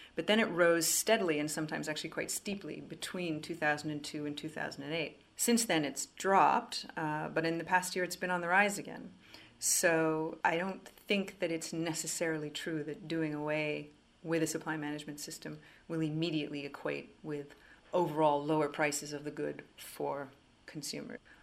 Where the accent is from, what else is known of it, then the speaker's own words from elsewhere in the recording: Quebec, Canada; I'm French Canadian. I was born and raised in Quebec